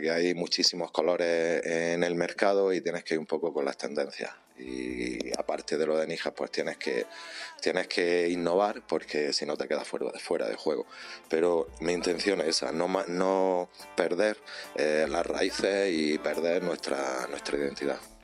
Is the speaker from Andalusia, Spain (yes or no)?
yes; Níjar, Andalusia, Spain